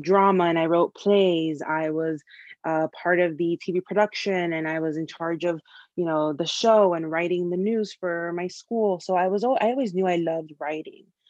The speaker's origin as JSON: {"language": "English", "town": "Miami", "region": "Florida", "country": "United States", "tie": "born or raised there", "moved": "as an adult", "lives_now": "Chicago, United States", "said": "I was born and raised in Miami, Florida. Lived in, in Miami almost my entire life until I left to pursue this dream of advertising of mine"}